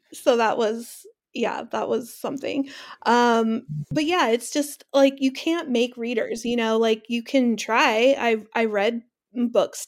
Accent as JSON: {"language": "English", "region": "California", "country": "United States", "tie": "born or raised there", "moved": "yes", "lives_now": "Washington, United States", "said": "I live in Washington, they live in my hometown of California, in California"}